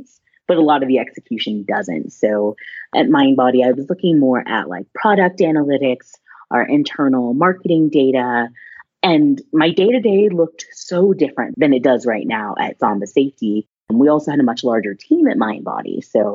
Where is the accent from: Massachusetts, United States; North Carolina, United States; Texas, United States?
Texas, United States; I grew up in Texas